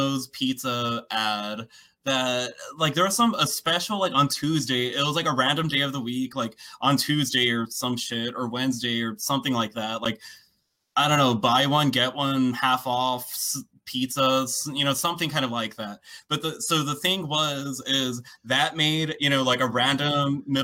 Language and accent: English; United States; accent: American; my American accent